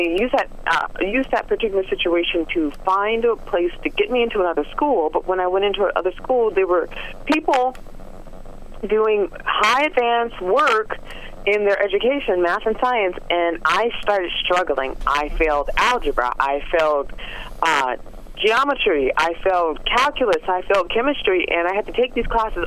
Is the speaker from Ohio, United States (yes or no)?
no; Los Angeles, California, United States; born or raised there